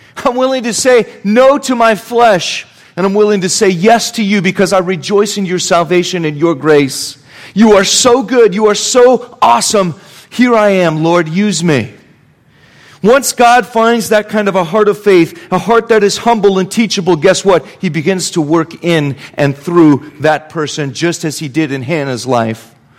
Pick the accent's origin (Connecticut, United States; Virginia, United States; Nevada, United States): Nevada, United States; Reno; I grew up around Reno, Nevada